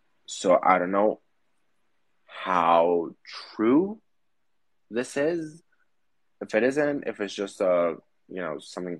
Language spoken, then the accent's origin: English; Greece; we're from Greece